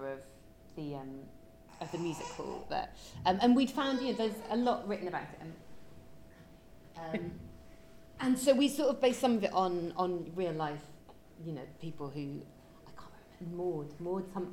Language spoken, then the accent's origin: English; Liverpool, North West England, United Kingdom; I grew up in Liverpool